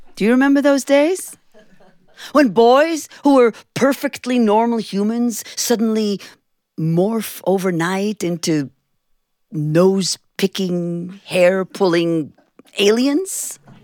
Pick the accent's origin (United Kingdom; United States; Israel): Israel; Jerusalem, Jerusalem District; When I was a little girl growing up in Jerusalem, Israel